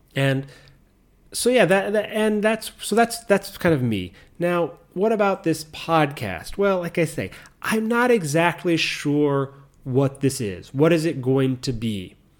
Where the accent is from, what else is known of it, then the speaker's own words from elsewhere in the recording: United States; moved away as an adult; now in Japan; back in my home country, in the U S.